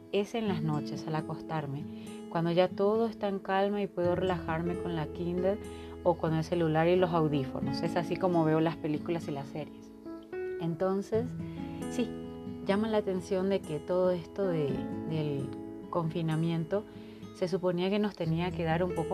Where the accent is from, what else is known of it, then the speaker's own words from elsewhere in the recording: Paraguay; now in Mexico; paraguaya que vive en México, así que con esa información podrán entender mi acento y las palabras que utilizo, que a estas alturas y después de tantos años ya se me mezclan.